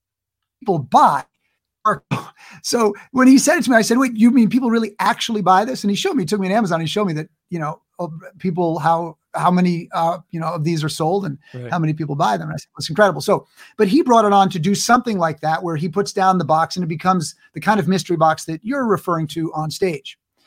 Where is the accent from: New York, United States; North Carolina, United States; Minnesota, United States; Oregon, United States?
New York, United States; And I grew up in New York. So like I could play mafia guys.